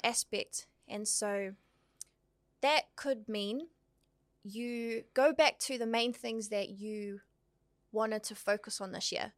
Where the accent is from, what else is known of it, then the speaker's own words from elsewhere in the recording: Auckland, New Zealand; born in Aotearoa, raised in the beautiful hood of Otara, South